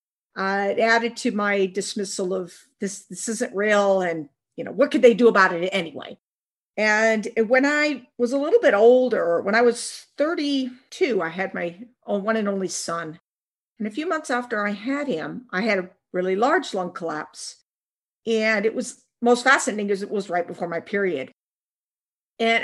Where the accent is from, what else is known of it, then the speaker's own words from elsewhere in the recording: Pacific Northwest, United States; also born or lived in Washington / Oregon; I grew up in the Pacific Northwest in Washington and Oregon State.